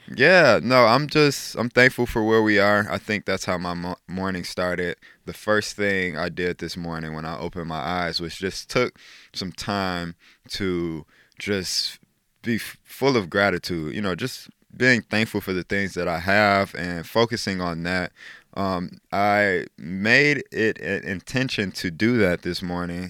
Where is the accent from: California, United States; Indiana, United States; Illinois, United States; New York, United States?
Illinois, United States; Chicago; moved away as an adult; now in South Dakota, United States; I love my hometown. It was awesome growing up in Chicago.